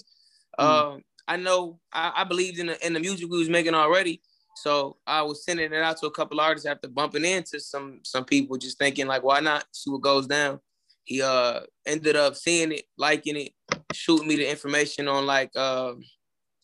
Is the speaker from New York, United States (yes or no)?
no; Atlanta, Georgia, United States; moved away as an adult; now in Houston, United States; I'm in Texas. I'm located in Texas. I'm from Atlanta originally